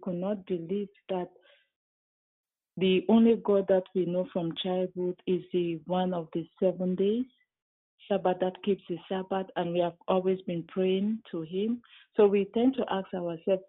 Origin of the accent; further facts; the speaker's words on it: Cameroon; I come from Cameroon